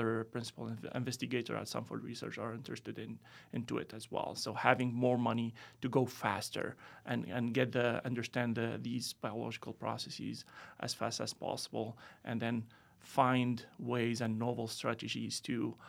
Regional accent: Tunisia; moved away as an adult; also born or lived in France; now in United States; I'm originally from Tunisia

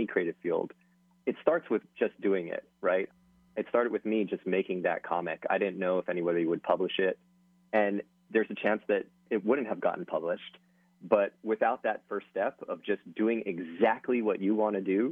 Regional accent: Hawaii, United States; moved away; I'm from Hawaii

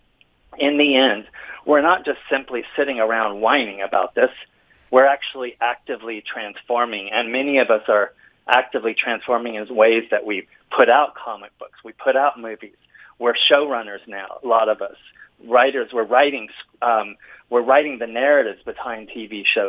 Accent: California, United States; also born or lived in Mexico City, Mexico; we moved back to California when I was five

